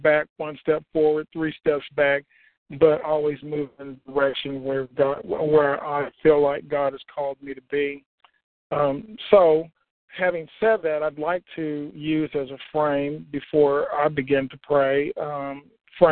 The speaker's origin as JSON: {"language": "English", "region": "Oklahoma", "country": "United States", "tie": "born or raised there", "said": "When I was growing up in Oklahoma, because I grew up in Oklahoma, both of my parents were deaf."}